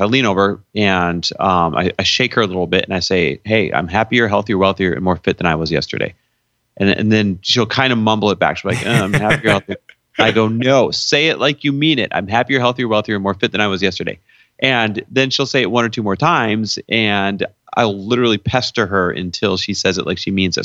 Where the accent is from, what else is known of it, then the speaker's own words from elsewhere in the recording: Midwest, United States; now in California, United States; I was born and raised in the Midwest